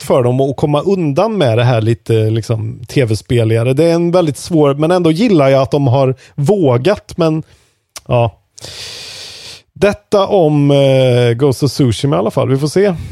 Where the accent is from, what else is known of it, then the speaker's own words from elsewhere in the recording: Värmland, Sweden; Som värmlänning